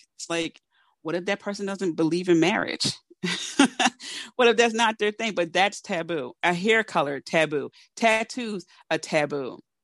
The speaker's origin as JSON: {"language": "English", "town": "Philadelphia", "region": "Pennsylvania", "country": "United States", "tie": "born or raised there", "said": "I am a Philadelphian, know, from Philly, born and raised"}